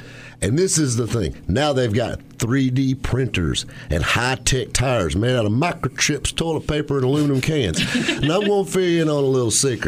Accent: the South, United States; Because we're from the South.

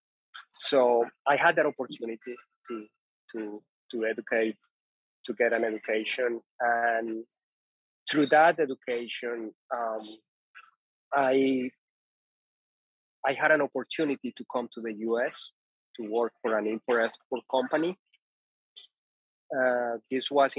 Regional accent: Ituango, Antioquia, Colombia; moved away; So I'm originally from Colombia. I was born and raised in Colombia.

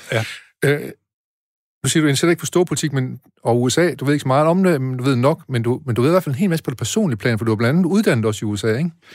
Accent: Aarhus, Central Denmark Region, Denmark; jeg kommer jo fra Aarhus

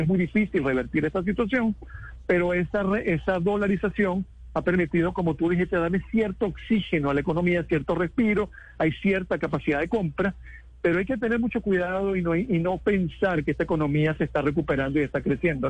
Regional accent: Venezuela; como venezolano y como suramericano

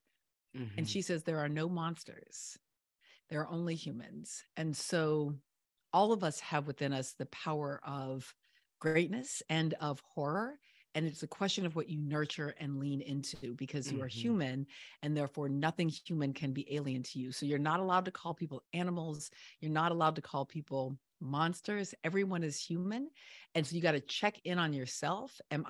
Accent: the South, United States; But I'm really a Southerner. Like, I know you're a Northeast mm-hmm. girl. Me, I'm a Southerner.

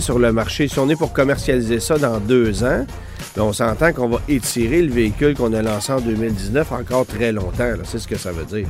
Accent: Quebec, Canada; chez nous au Québec

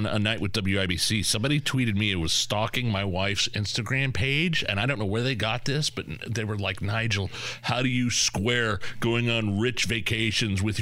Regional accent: United States; when I grew up in Lisdon, out in the woods off State Road 39

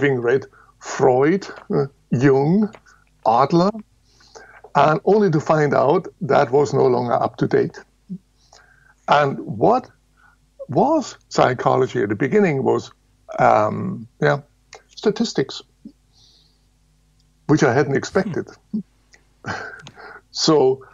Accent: Munich, Bavaria, Germany; Now, I was born in Lower Bavaria. That's at the end of the world. And grew up in Munich.

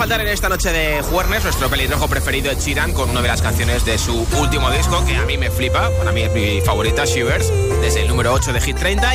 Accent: Toledo, Castilla-La Mancha, Spain; mis paisanos de la ciudad imperial Toledo

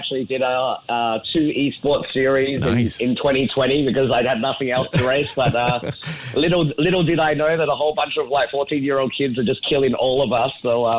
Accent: Singapore; But the good thing about being Singaporean is Singapore very often do the thing that makes sense

